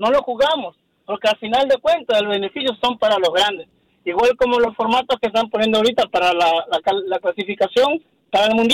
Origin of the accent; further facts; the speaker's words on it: Mexico; now in California, United States; yo soy, yo soy mexicano